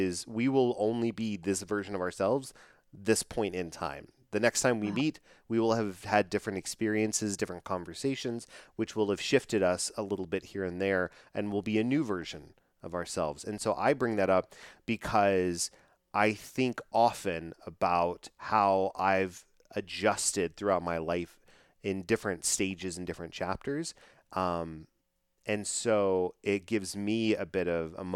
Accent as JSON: {"language": "English", "town": "Dallas", "region": "Texas", "country": "United States", "tie": "born or raised there", "said": "I grew up here in the Dallas area"}